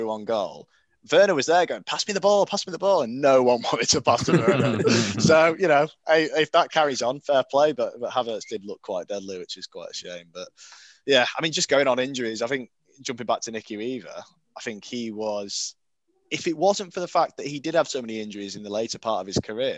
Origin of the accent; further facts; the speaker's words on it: Portsmouth, South East England, United Kingdom; I was born in Portsmouth